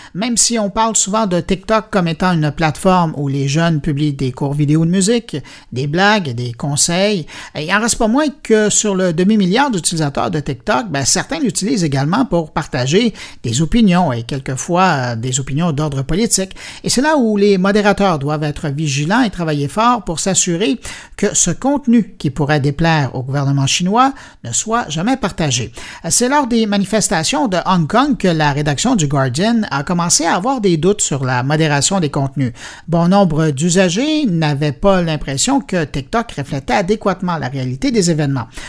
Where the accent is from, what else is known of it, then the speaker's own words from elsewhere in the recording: Quebec, Canada; chez nous, au Québec